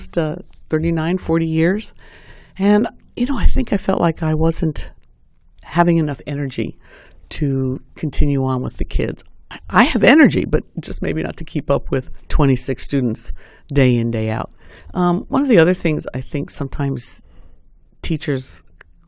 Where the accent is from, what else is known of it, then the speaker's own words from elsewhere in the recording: New York, United States; moved away as an adult; also born or lived in Indianapolis, Indiana; now in Bloomington, United States; I came from the East Coast, New York